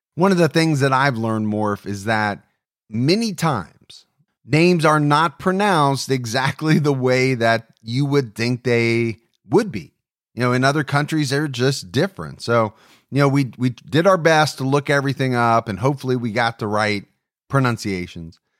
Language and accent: English; Ohio, United States; my home state of Ohio